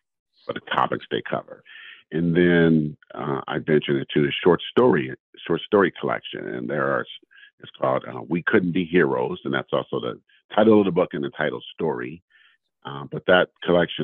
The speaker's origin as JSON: {"language": "English", "region": "California", "country": "United States", "tie": "born or raised there", "said": "And I'm in California, born and raised in California. I lived in a few other states, but I am a Californian"}